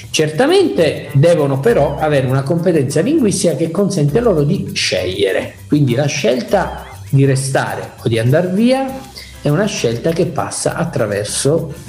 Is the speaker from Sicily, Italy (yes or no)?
yes; Palermo, Sicily, Italy; now in Messina, Italy; Io, come tu sai, sono palermitano e, ehm, e quindi mm, sono, sono, stato adottato da questa città, ormai ci vivo da 15 anni